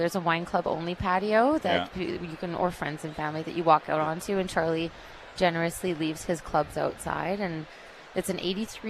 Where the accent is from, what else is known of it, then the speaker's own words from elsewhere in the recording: Cambridge Bay, Nunavut, Canada; moved away; I'm from Nunavut originally. I grew up in Cambridge Bay, which is 600 miles north of Yellowknife